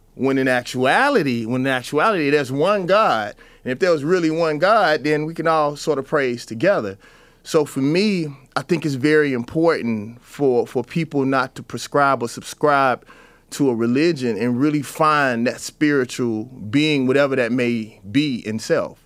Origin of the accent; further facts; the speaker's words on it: the South, United States; I was always taught as a Southerner